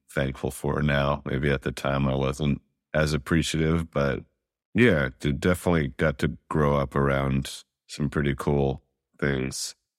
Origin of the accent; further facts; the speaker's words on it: New York City, New York, United States; now in Brooklyn, United States; I grew up in Manhattan, Upper West Side specifically, in the eighties